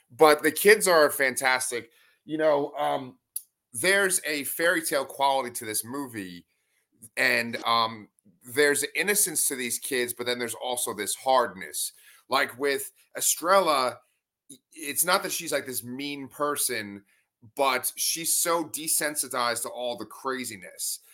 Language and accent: English; New York City, New York, United States; growing up on Staten Island